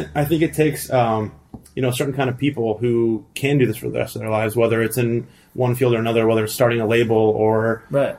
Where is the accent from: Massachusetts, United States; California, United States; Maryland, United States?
California, United States; El Segundo; also born or lived in Thousand Oaks, California / South Bay, California; I was born in the South Bay